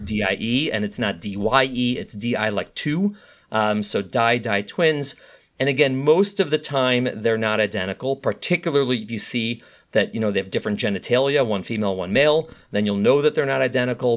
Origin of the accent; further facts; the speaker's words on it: Chicago, Illinois, United States; moved away as an adult; now in New York City, United States; I'm a Midwesterner. I was born and raised in Chicago, Illinois